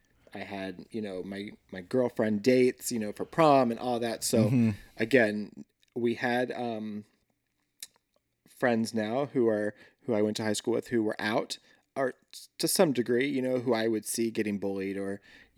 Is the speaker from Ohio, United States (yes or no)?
no; Linwood, Kansas, United States; Yeah. Right outside of Lawrence.